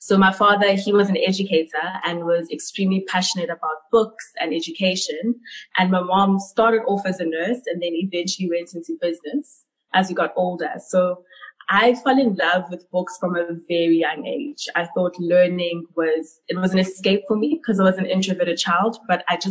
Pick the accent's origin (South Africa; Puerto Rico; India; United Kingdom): South Africa; Ladysmith, KwaZulu-Natal; also born or lived in Pietermaritzburg / Cape Town; I grew up in KwaZulu-Natal in KZN, a small town called Ladysmith.